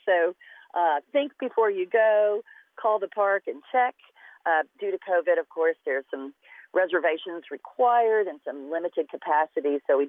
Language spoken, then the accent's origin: English; Dallas, Texas, United States; I grew up in Dallas, and we even got more snow in Dallas than a lot of places in Texas, but not that much.